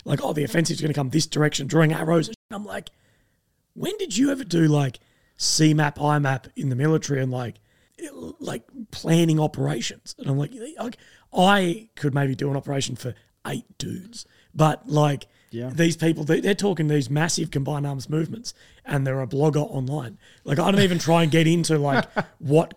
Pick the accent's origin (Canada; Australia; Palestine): Australia; myself being Australian